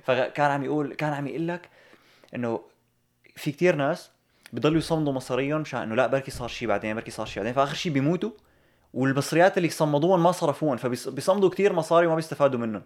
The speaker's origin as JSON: {"language": "Arabic", "country": "Syria", "moved": "yes", "said": "نحن اللي إجينا من سوريا"}